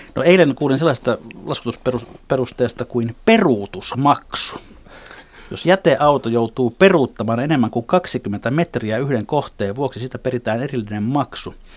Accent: Helsinki, Uusimaa, Finland; meidän puistolalaisten

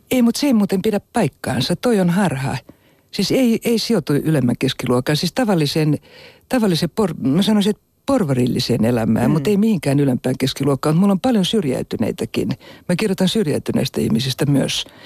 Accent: Helsinki, Uusimaa, Finland; also born or lived in Kokkola / Abu Dhabi; mä olin alle kaksivuotias, kun muutettiin Helsinkiin. Ja mut on jopa virallisesti valittu Stadin Friiduksi

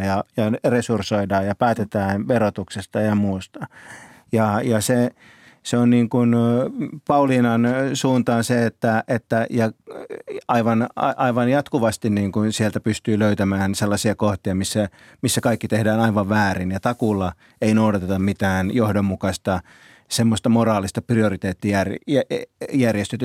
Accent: Kouvola, Kymenlaakso, Finland; now in Helsinki, Finland; lapsena kun asuin itse Kouvolassa

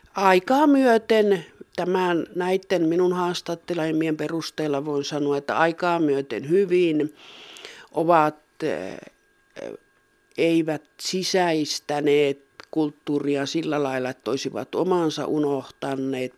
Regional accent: Rovaniemi area, Lapland, Finland; minä itse tuosta syntyisin tuosta Rovaniemen seuvulta ja minun sukujuuret on, on Sykivarressa

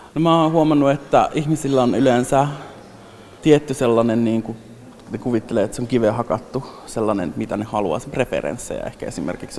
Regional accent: northern Finland, Finland; moved away; mä pohjoisesta kotoisin

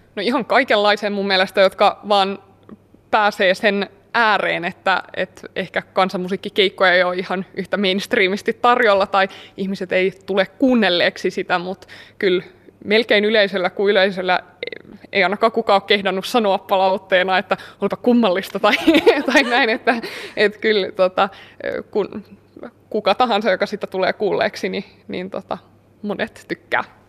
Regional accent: Kymenlaakso, Finland; mä oon kotoisin täältä

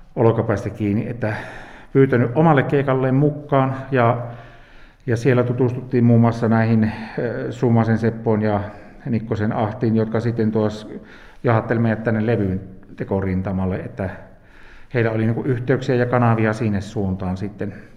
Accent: Nilsiä, North Savo, Finland; täällä oltiin näin omilla kotikulmilla

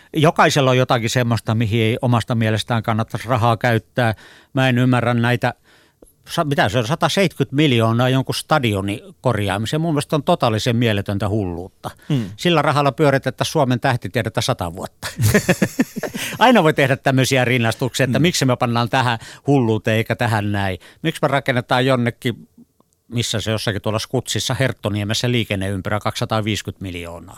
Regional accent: Finland; mun lapsuudessa esimerkiksi Suomessa

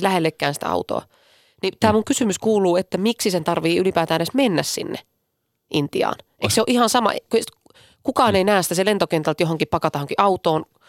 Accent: Finland; olen Suomesta

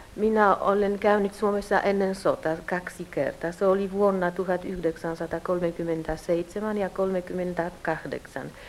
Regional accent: Warsaw, Masovian Voivodeship, Poland; now in Kraków, Poland; Minä olen syntynyt Puolassa, Varsovassa. Äiti oli suomalainen.

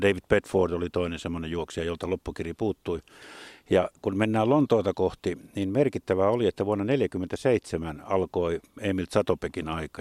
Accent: Jyväskylä, Central Finland, Finland; pikkupoikana meilläkin oli Jyväskylässä joskus tuo harrastus

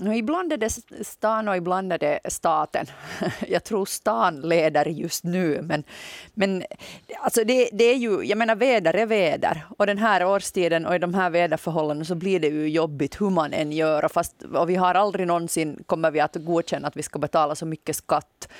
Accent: Nykarleby, Ostrobothnia, Finland; now in Jakobstad, Finland; på mig hörs höser garanterat inte att jag är från Österbotten

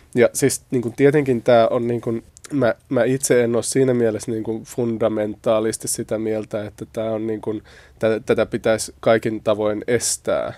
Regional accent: Espoo, Uusimaa, Finland; mä itse tuun siis Espoosta

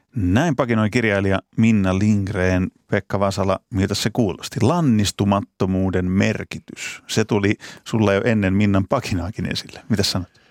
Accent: Pori, Satakunta, Finland; mä oon Porista kotoisin

